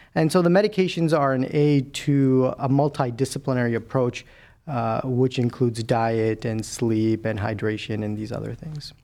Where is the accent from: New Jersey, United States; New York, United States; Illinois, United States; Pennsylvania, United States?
Illinois, United States; Chicago; moved away as an adult; also born or lived in Milwaukee / Cleveland; I'm a Midwesterner through and through. I was born and raised in Chicago